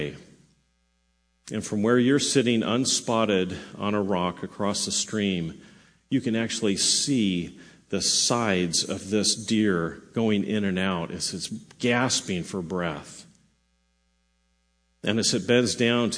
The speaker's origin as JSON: {"language": "English", "region": "Southern California", "country": "United States", "tie": "born or raised there", "said": "I grew up in Southern California"}